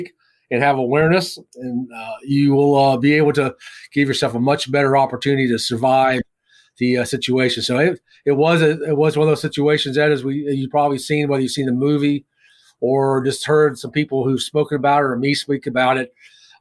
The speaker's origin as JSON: {"language": "English", "town": "Winchester", "region": "Virginia", "country": "United States", "tie": "born or raised there", "said": "Winchester, Virginia, my hometown"}